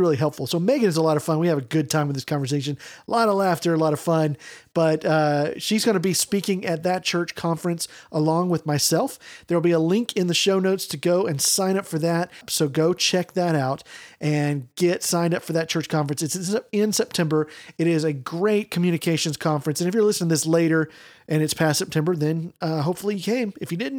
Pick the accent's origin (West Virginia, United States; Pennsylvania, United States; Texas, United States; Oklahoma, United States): Texas, United States; East; also born or lived in Dallas-Fort Worth, Texas; I grew up in East Texas, which is like forest